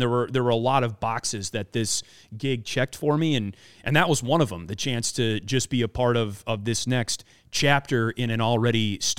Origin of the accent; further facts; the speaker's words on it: Midwest, United States; and look, I grew up in the Midwest, so I think I understand